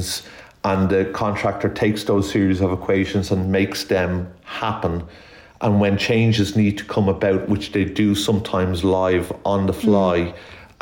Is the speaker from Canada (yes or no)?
no; Ireland; I'm Irish, obviously, by DNA, and one of eight children